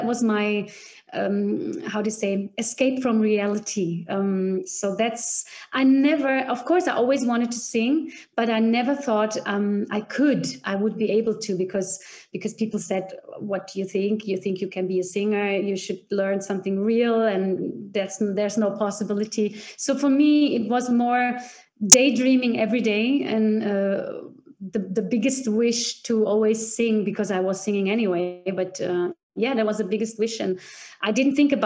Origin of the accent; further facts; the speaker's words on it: Vienna, Austria; moved away as an adult; also born or lived in Czech Republic / Bremen, Germany; now in Füssen, Germany; I was two when I came to Vienna, and I grew up in Vienna, in Austria